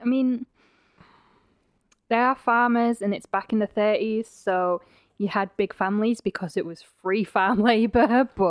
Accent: United Kingdom; now in Idaho, United States; I'm the Brit.

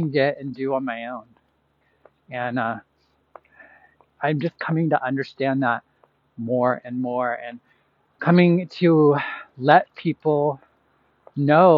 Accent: Boise, Idaho, United States; moved away as an adult; now in Chicago, United States; 10 years ago that I moved from Boise, Idaho, that I moved from here to Chicago and started my journey away from Idaho

